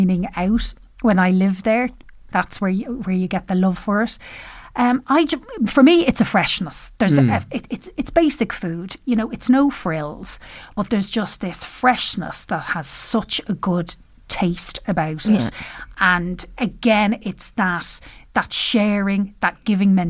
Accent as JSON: {"language": "English", "country": "Ireland", "said": "We're Irish."}